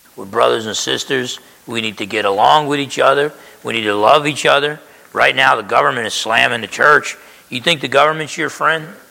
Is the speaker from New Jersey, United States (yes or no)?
yes; New Jersey, United States; when I grew up in Jersey